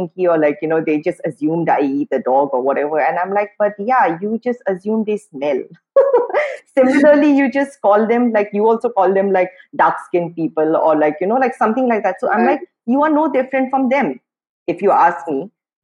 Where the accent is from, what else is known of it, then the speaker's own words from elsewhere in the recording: Guwahati, Assam, India; moved away as an adult; also born or lived in Imphal, Manipur; now in Mumbai, India; I grew up in Guwahati.